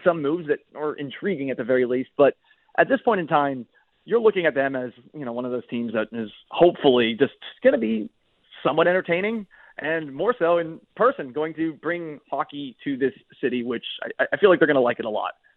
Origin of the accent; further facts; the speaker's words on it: Boston, Massachusetts, United States; also born or lived in Tampa Bay; now in Seattle, United States; I grew up in Boston